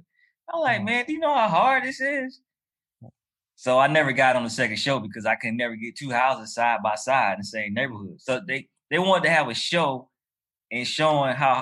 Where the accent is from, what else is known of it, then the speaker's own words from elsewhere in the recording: Durham, North Carolina, United States; now in Atlanta, United States; Durham, North Carolina, where I'm from